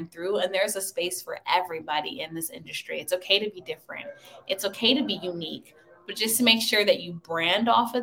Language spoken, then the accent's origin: English; Washington, District of Columbia, United States; also born or lived in Maryland; my hometown of Washington, D.C.